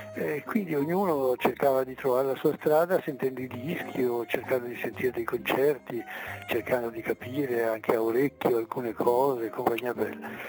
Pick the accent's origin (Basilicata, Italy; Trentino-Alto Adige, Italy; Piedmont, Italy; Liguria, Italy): Trentino-Alto Adige, Italy; Merano; sono nato a Merano, quindi Merano Alto Adige